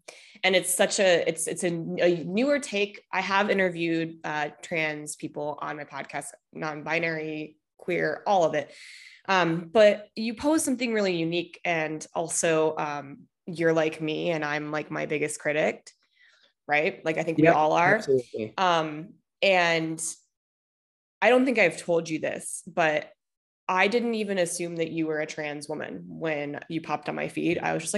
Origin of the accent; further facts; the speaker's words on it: Midwest, United States; I say words weird all the time because I'm originally from the Midwest.